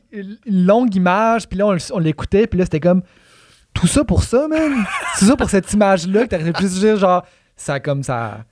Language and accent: French; Quebec, Canada; on est tous québécois